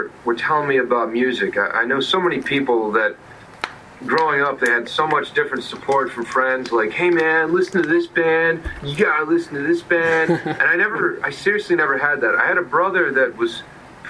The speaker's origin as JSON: {"language": "English", "town": "York", "region": "Pennsylvania", "country": "United States", "tie": "born or raised there", "said": "I grew up in a place called York, small town in Pennsylvania"}